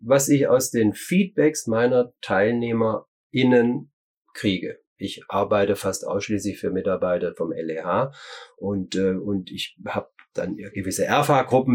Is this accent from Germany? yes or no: yes; Germany; bei uns in Deutschland